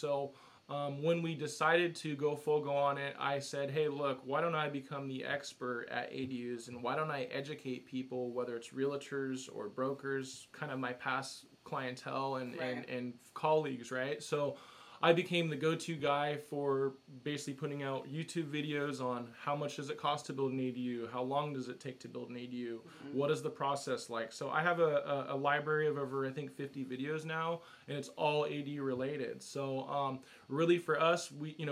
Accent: Huntington Beach, California, United States; I grew up in Huntington Beach, so from Orange County

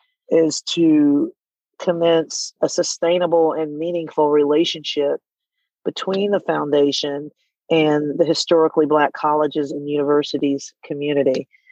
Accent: Southern US, United States; You know, growing up in the Bible Belt, in a very religious family, you know, and not really seeing people who were like me, right?

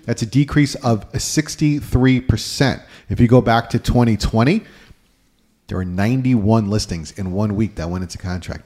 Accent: Westhampton Beach, New York, United States; I'm from West Hampton Beach area

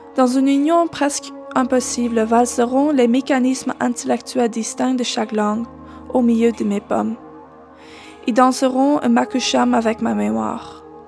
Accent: Netherlands; first language Dutch; French is a second language; moved away; chercheuse alloctone blanche originaire des Pays-Bas

